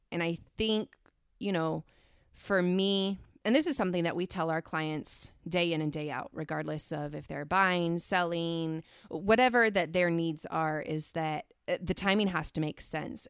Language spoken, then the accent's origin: English; Central Valley, California, United States; I was born and raised in the Central Valley here in California